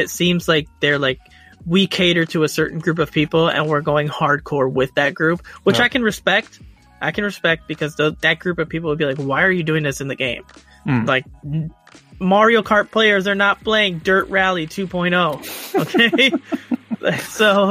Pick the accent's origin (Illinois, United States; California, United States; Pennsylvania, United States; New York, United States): Illinois, United States; Chicago; I'm from Chicago